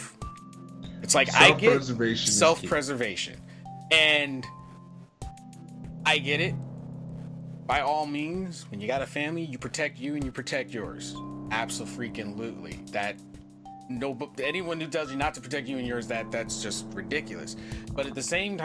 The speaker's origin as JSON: {"language": "English", "country": "United States", "also_born_or_lived": "Japan", "said": "I'm American"}